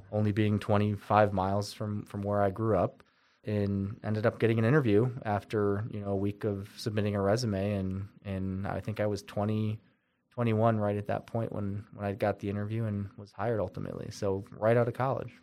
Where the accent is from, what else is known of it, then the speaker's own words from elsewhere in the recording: Windsor, New York, United States; also born or lived in San Diego; I enjoyed growing up in Windsor